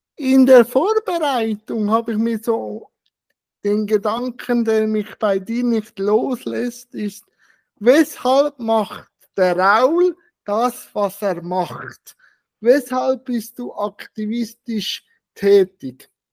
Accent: Switzerland; bei uns in der Schweiz

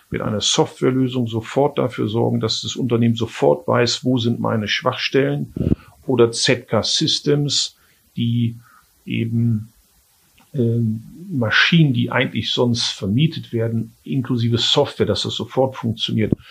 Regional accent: Germany; aber ich bin Deutscher, ich bleibe auch in Deutschland.

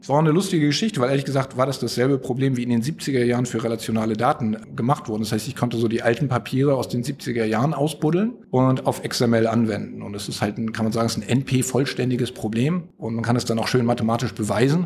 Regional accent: Flensburg, Schleswig-Holstein, Germany; now in United States; wie man aus meiner Heimat sagt

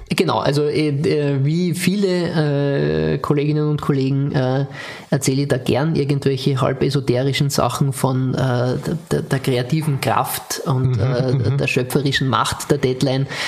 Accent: Austria; als Österreicher

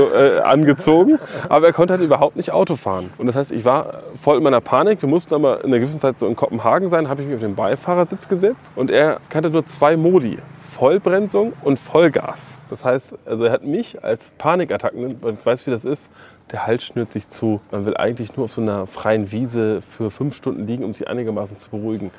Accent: Hamburg, Germany; now in Berlin, Germany; Weil ich bin aus Hamburg, und da gab es vielleicht Delta Radio oder sowas. Und ich bin, als ich nach Berlin gezogen bin

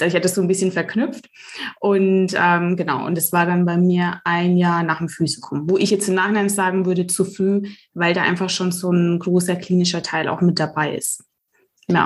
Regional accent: Germany; ich bin in Deutschland geboren

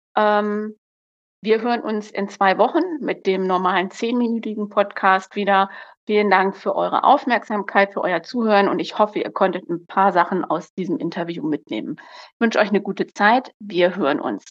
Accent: Lower Saxony, Germany; komme ja aus Niedersachsen

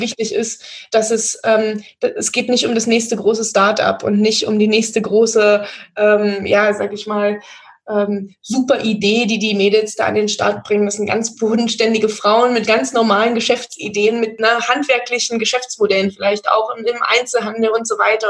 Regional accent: near Magdeburg, Saxony-Anhalt, Germany; now in Bavaria, Germany; ich komme aus der Nähe von Magdeburg, wohne jetzt mittlerweile im schönen Bayern

